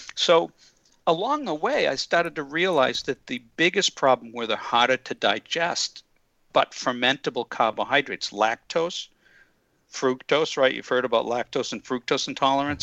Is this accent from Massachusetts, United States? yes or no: yes; just outside of Boston, Massachusetts, United States; also born or lived in California; I grew up just outside of Boston and then spent uh, quite a few years out in California, but I'm back now